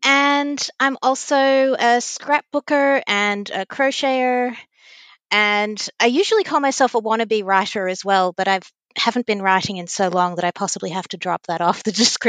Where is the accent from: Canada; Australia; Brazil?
Australia; Victoria; also born or lived in United States; So, yes, I'm Australian. I'm also American, just to make things fun. And I'm a law librarian at a university here in Victoria.